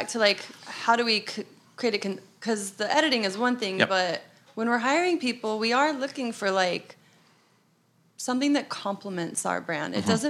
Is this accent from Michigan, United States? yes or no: no; Arizona, United States; moved away as an adult; now in New York, United States; No, we're from Arizona.